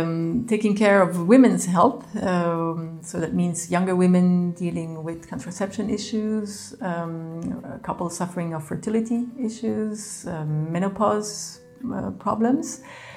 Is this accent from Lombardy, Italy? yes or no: no; Rome, Lazio, Italy; also born or lived in Geneva, Switzerland / Belgium; I'm Belgian. I grew up in Rome and in Geneva.